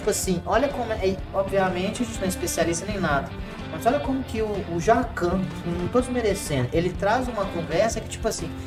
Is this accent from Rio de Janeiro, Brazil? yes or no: yes; Belo Horizonte, Rio de Janeiro, Brazil; Somos. Nós somos de Belo Horizonte, o Câmara de Rio Acima.